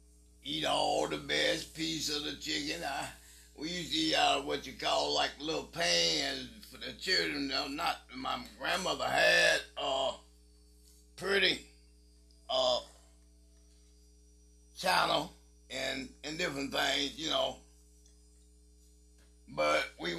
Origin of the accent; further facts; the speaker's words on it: Attalla, Alabama, United States; I grew up on Oak Street in Ottawa, Alabama